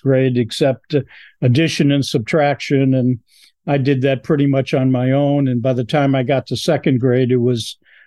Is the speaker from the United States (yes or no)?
yes; South Euclid, Ohio, United States; I was born on a street called Fair Oaks in South Euclid